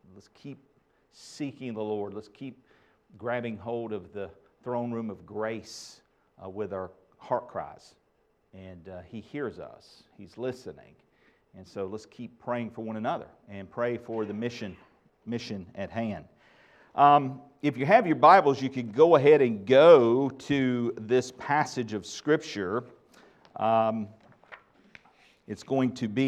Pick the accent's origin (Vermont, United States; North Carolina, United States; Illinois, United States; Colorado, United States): North Carolina, United States; Asheboro; growing up in Po-Town, Asheboro